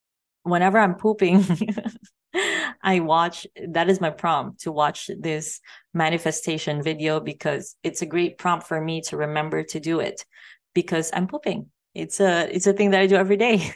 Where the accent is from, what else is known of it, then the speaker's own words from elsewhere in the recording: Philippines; also born or lived in Thailand / Vancouver Island, Canada / Las Vegas, United States; now in Mexico; I grew up in the Philippines